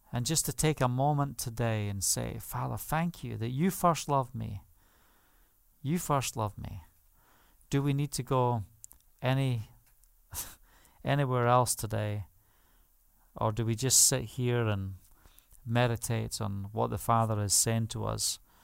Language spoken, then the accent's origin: English; England, United Kingdom; moved away; also born or lived in Spain; As we say in England